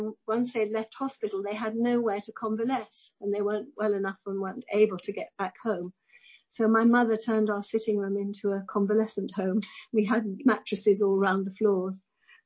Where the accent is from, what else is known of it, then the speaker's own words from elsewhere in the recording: West Kirby, North West England, United Kingdom; I came from a place called West Kirby, which is on the Wirral, very near to Liverpool. So I was a Scouser, really.